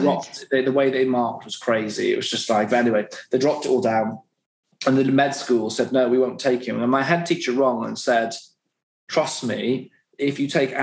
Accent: West Wales, United Kingdom; So I grew up in West Wales

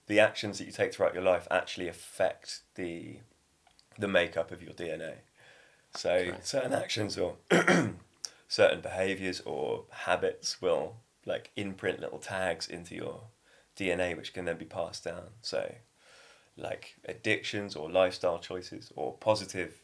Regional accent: Devon, South West England, United Kingdom; also born or lived in Cornwall; I grew up in Devon, but I spent a lot of time in Cornwall, and I lived down there for 5 years.

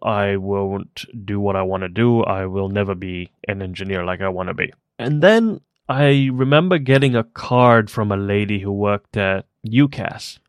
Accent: Kenya; moved away as an adult; also born or lived in South Africa; now in United Kingdom; I was born in Kenya and then moved to South Africa briefly and then came to the UK for university

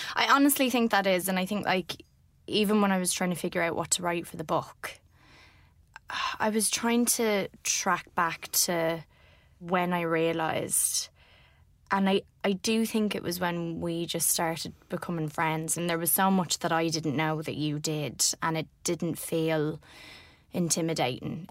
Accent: Ireland; as an Irish woman

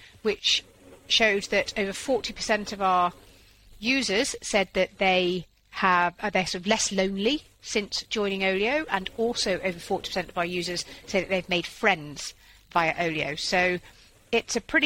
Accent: Yorkshire and the Humber, United Kingdom; moved away; also born or lived in Switzerland; I'm a farmer's daughter, so sort of food waste is akin to a crime in our family. And I was from Yorkshire, yeah. Yeah, so my parents are farmers up in North Yorkshire, and they sort of worked myself and my two younger brothers extremely hard on the family farm

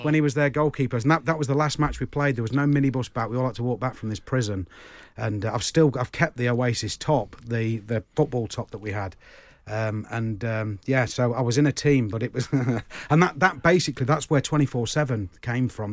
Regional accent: Uttoxeter, West Midlands, United Kingdom; where I grew up in Uttoxeter

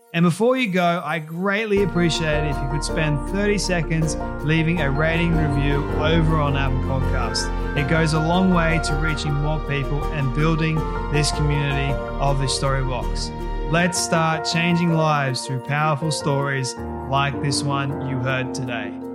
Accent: Australia; I'm I'm Aussie

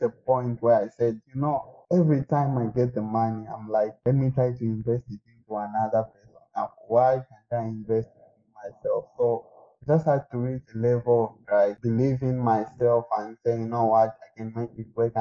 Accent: Zambia; moved away as an adult; now in Moscow, Russia

